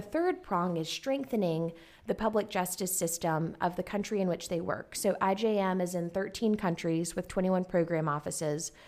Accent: Garysburg, North Carolina, United States; moved away as an adult; also born or lived in Kentucky; I grew up on a farm in Garysburg, North Carolina, that's um, like a town of less than a thousand

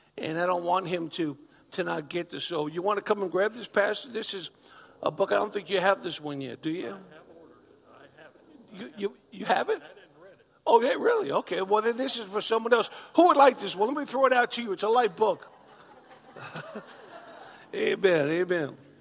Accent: Long Island, New York, United States; moved away as an adult; also born or lived in Oklahoma; I'm a New Yorker. Born and bred in Long Island, New York

